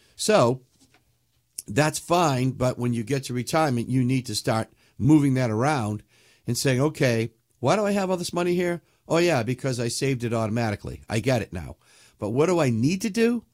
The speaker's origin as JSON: {"language": "English", "region": "New England", "country": "United States", "said": "I'm from New England"}